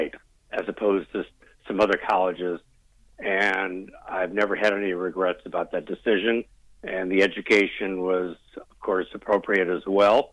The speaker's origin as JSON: {"language": "English", "town": "Hartford", "region": "Connecticut", "country": "United States", "tie": "born or raised there", "also_born_or_lived": "Boston, Massachusetts", "moved": "yes", "lives_now": "Tualatin, United States", "said": "I still say I am a New Englander because I was raised in the Hartford area"}